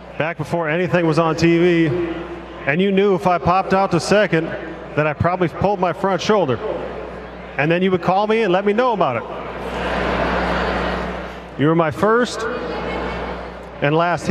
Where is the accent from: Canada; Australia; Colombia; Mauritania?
Canada; New Westminster, British Columbia; I grew up in New Westminster, British Columbia